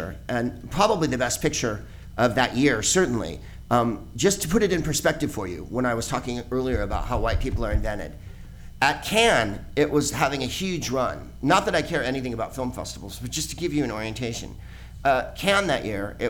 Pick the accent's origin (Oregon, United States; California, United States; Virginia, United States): California, United States; San Carlos; I'm a white person, and I'm from San Carlos, the whitest place on earth